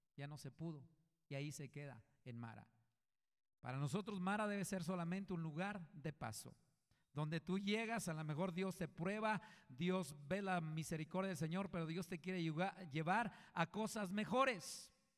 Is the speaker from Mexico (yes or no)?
yes; Coahuila, Mexico; yo vengo de, de un rancho, de Coahuila yo soy de Coahuila, y vengo de una familia numerosa